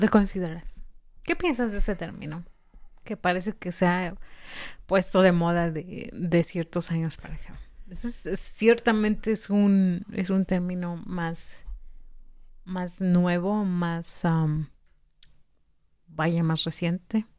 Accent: Mexico; yo soy mexicana

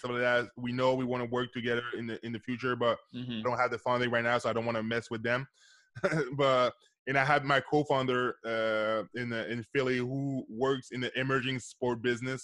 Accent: Canada; I'm from Canada

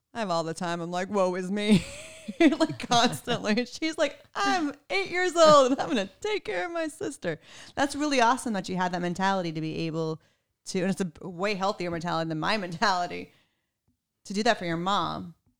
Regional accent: Texas, United States; I'm from Texas

